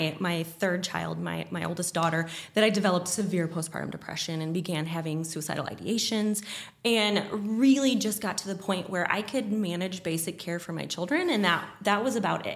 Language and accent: English; Rolla, Missouri, United States; born or raised there; also born or lived in St. Louis, Missouri